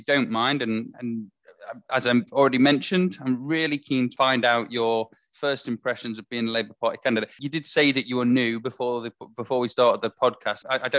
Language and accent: English; Leeds, Yorkshire and the Humber, United Kingdom; listeners will know that I'm from Leeds.